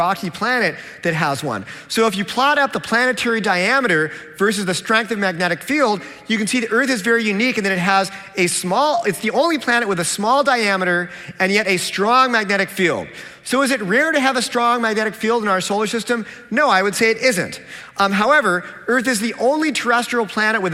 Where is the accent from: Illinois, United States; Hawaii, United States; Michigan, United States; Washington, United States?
Washington, United States; Seattle; I'm from Seattle